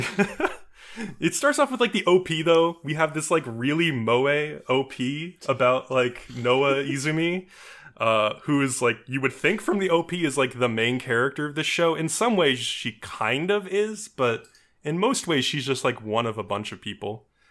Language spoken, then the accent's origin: English; New York, United States; As a New Yorker myself